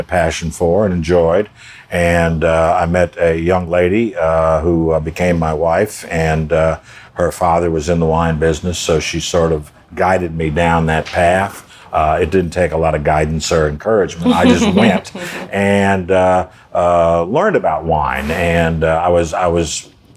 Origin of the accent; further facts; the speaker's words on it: Dallas, Texas, United States; moved away as an adult; now in New Orleans, United States; I was 16, and I'm from Dallas originally